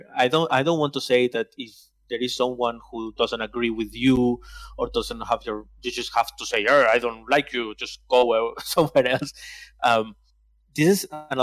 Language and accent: English; Barcelona area, Catalonia, Spain; first language Spanish; English is a second language; So I'm from Barcelona, okay. From a town to the big city.